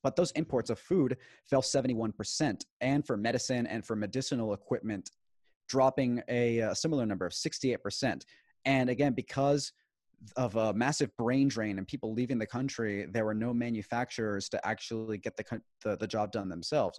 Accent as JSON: {"language": "English", "town": "Houston", "region": "Texas", "country": "United States", "tie": "born or raised there", "also_born_or_lived": "Maracaibo, Venezuela", "said": "I was born in the United States, namely Houston, Texas"}